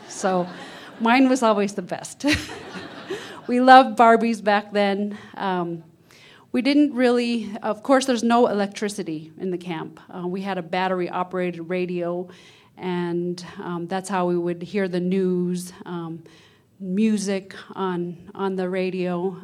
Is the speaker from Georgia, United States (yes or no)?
no; Huslia, Alaska, United States; I'm from Hooslea, which is in the northern interior of Alaska, way up, um, northwest of Fairbanks. And I grew up in fish camp